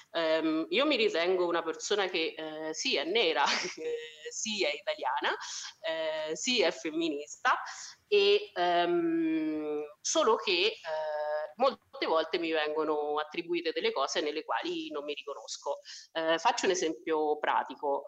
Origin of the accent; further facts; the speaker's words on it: Spello, Umbria, Italy; accent: Foligno; moved away as an adult; also born or lived in Foligno; now in Caserta, Italy; sono di Spello, che è la città che sta più vicina ad Assisi